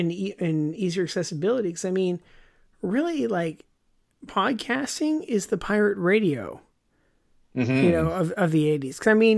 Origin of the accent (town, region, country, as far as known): Canada